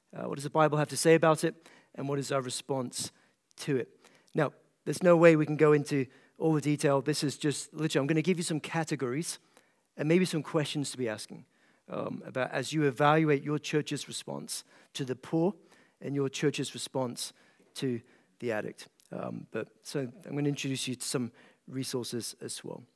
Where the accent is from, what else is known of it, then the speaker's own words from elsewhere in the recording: east coast of Scotland, United Kingdom; moved away as an adult; now in Kentucky, United States; I grew up in a small town in Scotland, off the east coast of Scotland, and, uh, now pastor in a small town in Kentucky